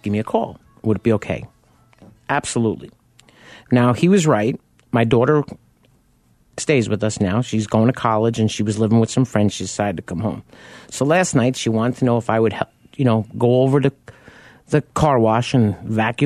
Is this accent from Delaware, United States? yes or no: no; New York, United States; me being a New Yorker